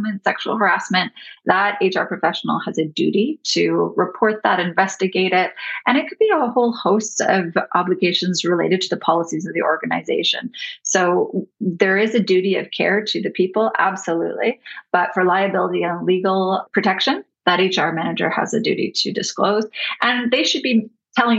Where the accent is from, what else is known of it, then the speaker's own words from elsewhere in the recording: Canada; I'm your Canadian counterpart